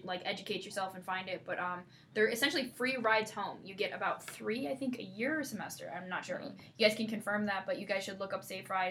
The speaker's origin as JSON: {"language": "English", "country": "Canada", "moved": "yes", "lives_now": "East Lansing, United States", "said": "I'm Canadian."}